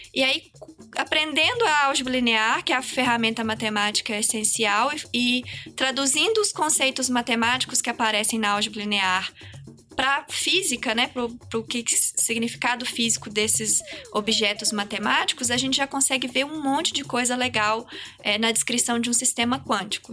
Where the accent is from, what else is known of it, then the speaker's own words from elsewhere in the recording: Minas Gerais, Brazil; moved away as an adult; now in São Paulo, Brazil; Eu sou de Minas, eu fiz a minha carreira acadêmica toda lá